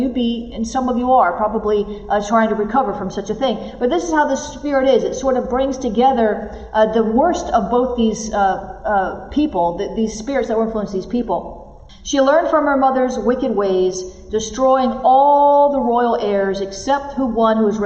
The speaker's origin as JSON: {"language": "English", "region": "the South", "country": "United States", "said": "I'm from the South"}